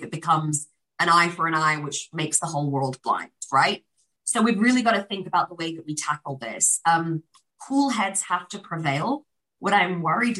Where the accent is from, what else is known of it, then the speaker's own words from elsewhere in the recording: United Kingdom; as a British Pakistani